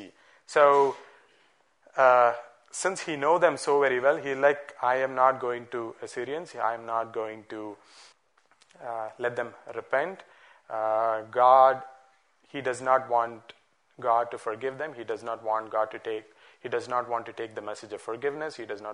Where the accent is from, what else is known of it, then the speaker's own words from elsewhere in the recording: Bangalore, Karnataka, India; Growing up in Bangalore